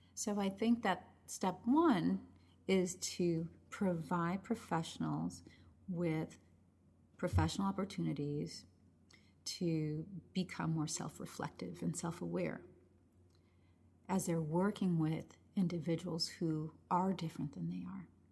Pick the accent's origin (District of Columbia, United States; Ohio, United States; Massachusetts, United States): Massachusetts, United States; Chelsea; first language Spanish; English is a second language; that's where I was born, I was born and raised there